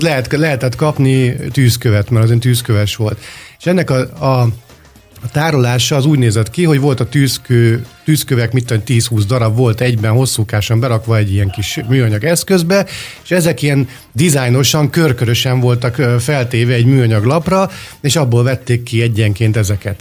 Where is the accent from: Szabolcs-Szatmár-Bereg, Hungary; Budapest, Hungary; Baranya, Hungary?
Budapest, Hungary; Békás megyeren, ahol felnőttem